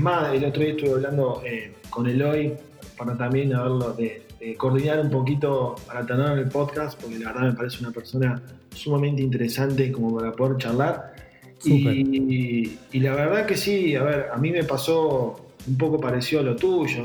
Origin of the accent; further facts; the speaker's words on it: San Nicolás de los Arroyos, Buenos Aires Province, Argentina; yo soy de provincia de Buenos Aires, de, San Nicolás